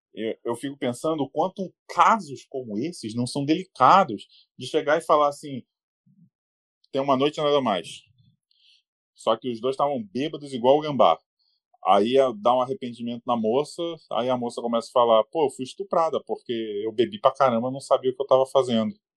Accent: Rio de Janeiro, Brazil; moved away as an adult; now in São Paulo, Brazil; eu sou carioca. Em dois mil e seis, eu estava no Rio de Janeiro, tá? Nessa época que eu moro em São Paulo hoje

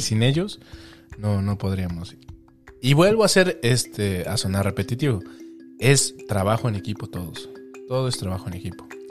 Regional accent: Mexico City, Mexico; moved away; me conocen como chilango aquí, la mayoría

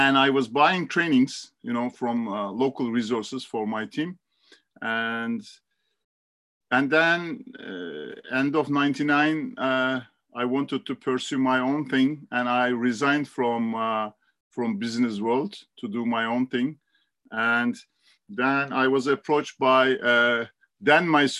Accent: Istanbul, Turkey; I was born and raised in Istanbul

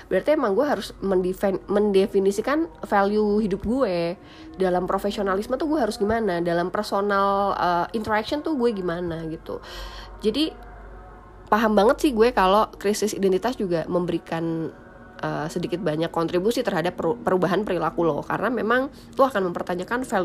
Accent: Java, Indonesia; makanya gue sebagai orang Jawa yang udah sesopan ini tuh ma- menurut mereka masih kurang unggah-ungguh gitu loh masih kurang sopan

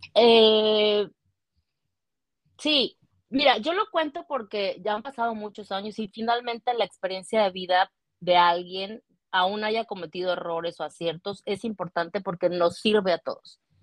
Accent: Cancún, Quintana Roo, Mexico; also born or lived in Mérida, Yucatán; now in Vancouver, Canada; soy originaria de Mérida, Yucatán, eh, pero desde los dos años viví en Cancún, ahí crecí

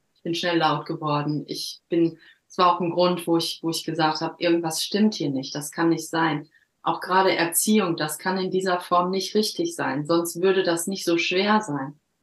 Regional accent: Herne, North Rhine-Westphalia, Germany; moved away as an adult; also born or lived in Cologne / Düsseldorf; now in Norway; Ich bin 1976 geboren worden in Herne im Ruhrpott. Und ähm, da bin ich auch die ersten 19, 20 Jahre groß geworden

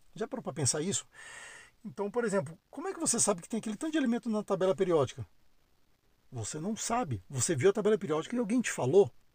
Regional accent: Brasília, Federal District, Brazil; moved away as an adult; also born or lived in São Paulo; Eu sou de Brasília, né, brasiliense, nascido e criado

